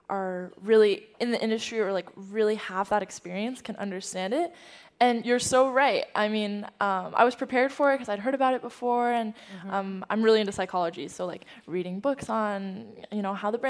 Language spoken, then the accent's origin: English; San Francisco, California, United States; also born or lived in Beijing, China; I was born in San Francisco